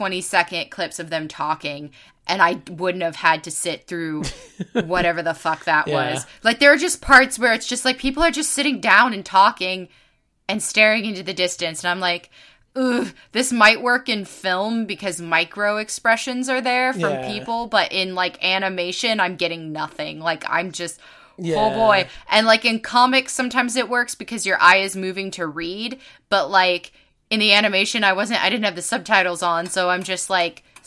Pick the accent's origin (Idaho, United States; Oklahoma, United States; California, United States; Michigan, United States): California, United States; Bay Area; I'm from the Bay Area